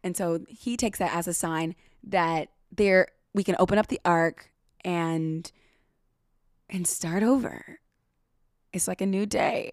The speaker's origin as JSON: {"language": "English", "country": "United States", "said": "I'm American"}